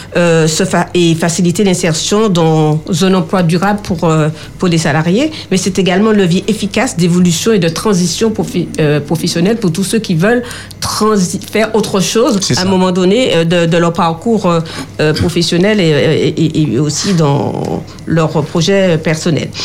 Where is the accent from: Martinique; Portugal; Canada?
Martinique; chez nous en Martinique